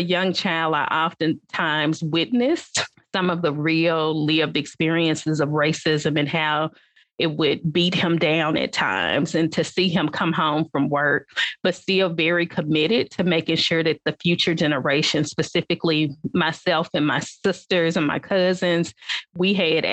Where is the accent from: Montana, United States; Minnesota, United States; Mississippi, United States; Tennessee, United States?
Tennessee, United States; Atoka; My childhood growing up in West Tennessee, I grew up in a small town